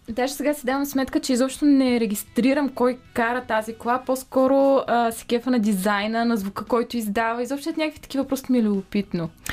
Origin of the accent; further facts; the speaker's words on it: the North-West, Northwestern Bulgaria, Bulgaria; moved away; аз съм от Северо-Запада